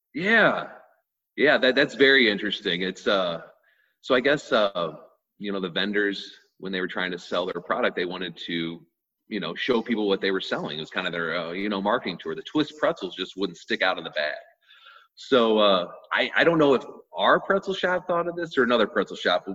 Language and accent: English; Oakville, Missouri, United States; we grew up in Oakville, we grew up in Oakville